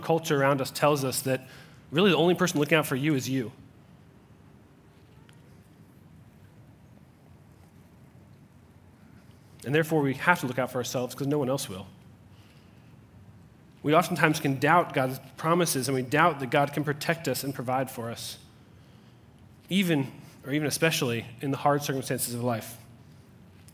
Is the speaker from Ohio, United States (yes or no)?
yes; Cincinnati, Ohio, United States; I was born in Cincinnati, Ohio